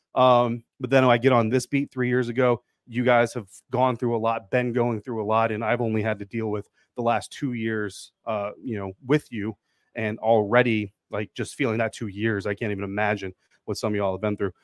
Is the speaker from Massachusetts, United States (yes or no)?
no; Denver, Colorado, United States; moved away; The, the Commanders get to come visit my hometown